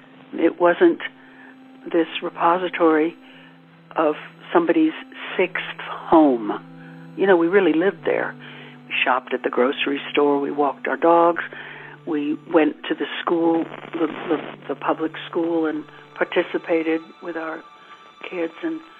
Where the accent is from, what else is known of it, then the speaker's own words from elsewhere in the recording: New York, United States; moved away as an adult; also born or lived in Beverly Hills / Malibu; I'm from New York, and I found myself living in Beverly Hills, actually